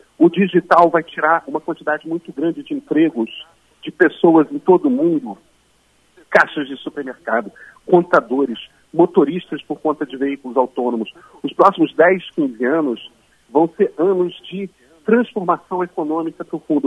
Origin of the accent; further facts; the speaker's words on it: Rio de Janeiro, Brazil; eu sou carioca